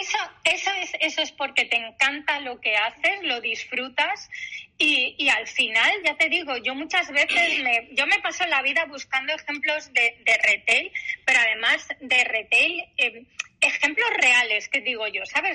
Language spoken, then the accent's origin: Spanish; Galicia, Spain; Yo como buena gallega